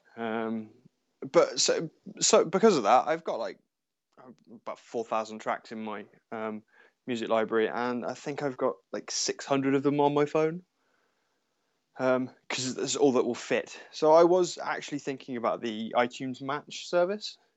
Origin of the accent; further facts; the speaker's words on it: Cornwall, South West England, United Kingdom; where and how I grew up in Cornwall, because everything is so far away